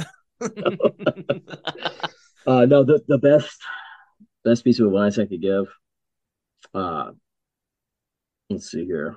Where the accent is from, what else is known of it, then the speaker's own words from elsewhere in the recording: Tennessee, United States; I'm from Tennessee.